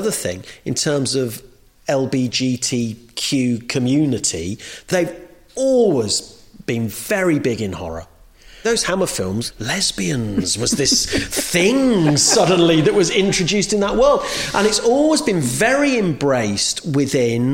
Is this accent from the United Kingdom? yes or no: yes; United Kingdom; my experience as a British Jew is always feeling like an outsider.